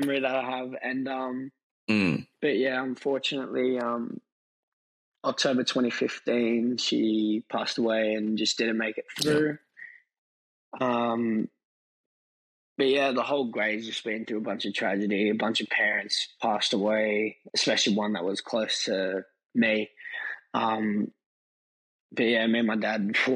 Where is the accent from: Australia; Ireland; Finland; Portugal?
Australia; Thornleigh, New South Wales; I grew up in Thornleigh, so close to Hornsby